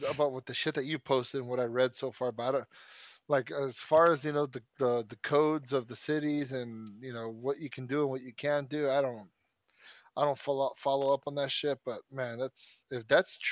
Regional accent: California, United States; My home state of California

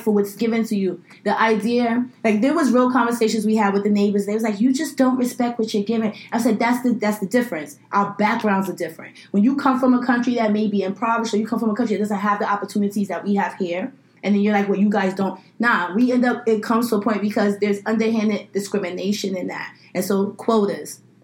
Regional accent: New York City, New York, United States; I grew up in Flatbush. I grew up in a very large Caribbean American community

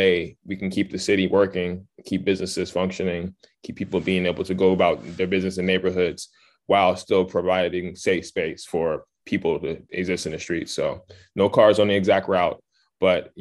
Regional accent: Los Angeles, California, United States; I'm born and raised in Los Angeles

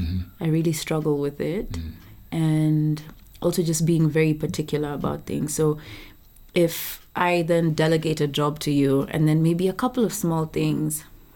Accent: Sweden; English is a second language; I'm from Sweden.

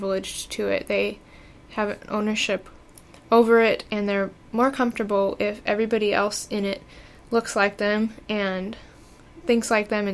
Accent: Gary, Indiana, United States; I grew up in Miller Beach, which is a neighborhood of Gary, Indiana

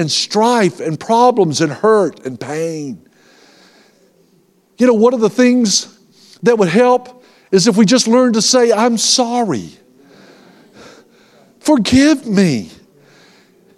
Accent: Tallahassee, Florida, United States; I'm from Tallahassee

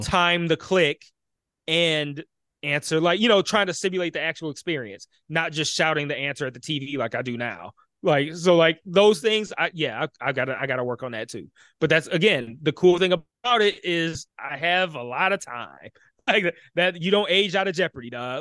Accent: Detroit, Michigan, United States; I grew up in Detroit

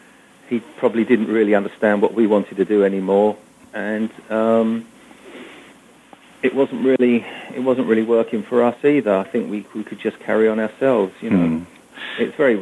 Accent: England, United Kingdom; my father was a half Italian and from Milan, my mother was English. So growing up in England, no, we all spoke English.

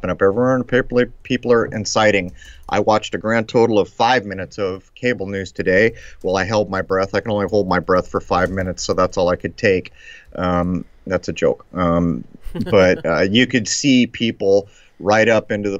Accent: La Mesa, California, United States; moved away; also born or lived in Lemon Grove; my hometown

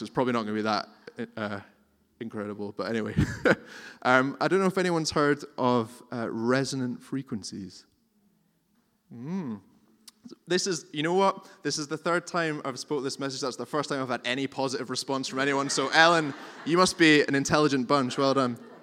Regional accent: Scotland, United Kingdom; we're, we're Scottish and we're reserved

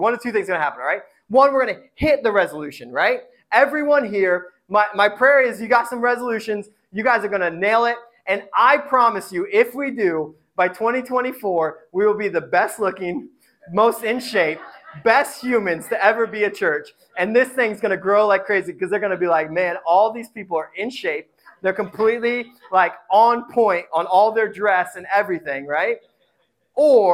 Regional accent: Indiana, United States; I come from Indiana. It's noodles upon noodles. Sometimes there's potatoes. My mom used to call potatoes vegetables

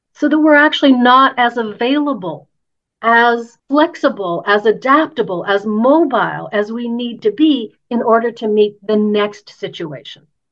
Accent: Canada; I'm Canadian and I, I live in Canada

